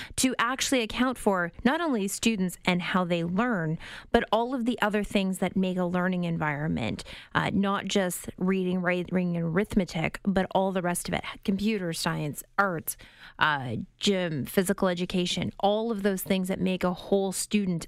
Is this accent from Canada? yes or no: yes; outside of Windsor, Ontario, Canada; I grew up outside of Windsor